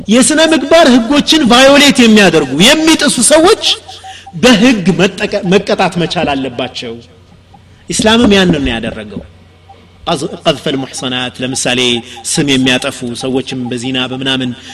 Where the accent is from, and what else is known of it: Ethiopia